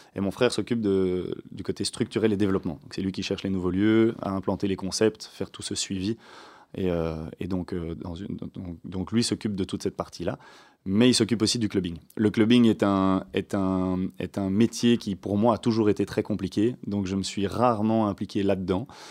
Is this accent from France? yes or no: no; Waterloo, Wallonia, Belgium; Waterloo, c'est d'ancienneté. On est de Waterloo